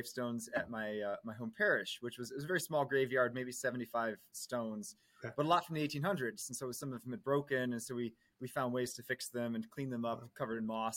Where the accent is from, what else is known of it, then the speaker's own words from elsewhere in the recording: Maryland, United States; I was born in Maryland in 1984